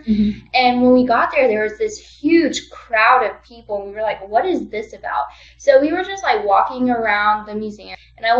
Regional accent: Wiesbaden, Hesse, Germany; born there; And then when I was born, my dad had gotten deployed to Germany. So I was born in Wiesbaden off base. So I kind of have like dual citizenship

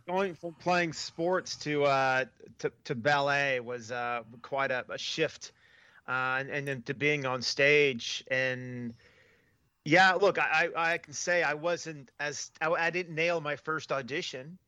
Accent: United States; moved away as an adult; now in Australia; I'm American. I'm a Latino American

